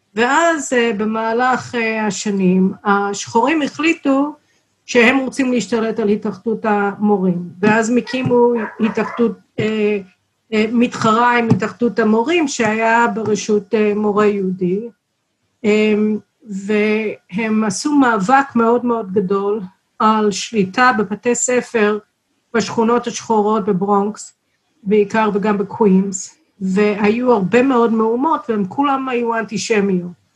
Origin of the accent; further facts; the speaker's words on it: Chicago, Illinois, United States; Hebrew is a second language; also born or lived in Texas; now in Israel; נולדתי בטקסס, אבל המשפחה שלי עברה לשיקגו כשהייתי בת שנה וחצי